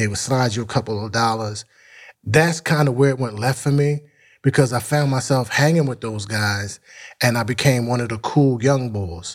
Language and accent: English; Philadelphia, Pennsylvania, United States; also born or lived in Mount Airy, Philadelphia / West Oak Lane, Philadelphia; North Philly, born and raised.